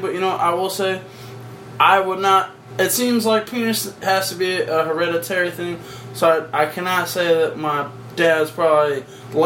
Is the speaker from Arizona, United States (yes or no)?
yes; Arizona, United States; we are from Arizona